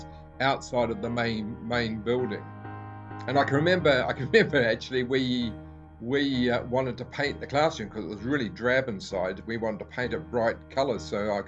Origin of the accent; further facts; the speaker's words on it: Dunedin, Otago, New Zealand; moved away as an adult; now in United Kingdom; I grew up in New Zealand, born in 1950 and stayed in New Zealand until I was 30 years old